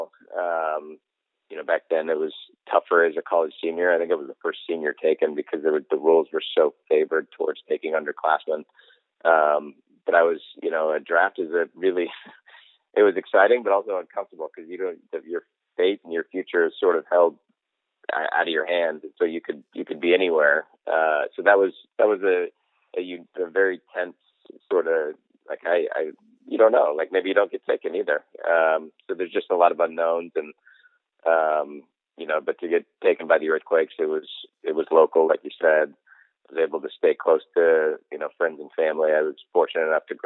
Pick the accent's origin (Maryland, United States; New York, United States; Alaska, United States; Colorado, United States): Colorado, United States; my hometown in Colorado